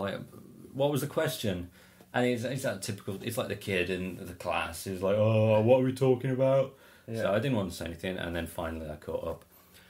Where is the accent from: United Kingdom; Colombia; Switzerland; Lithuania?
United Kingdom; England; As an English person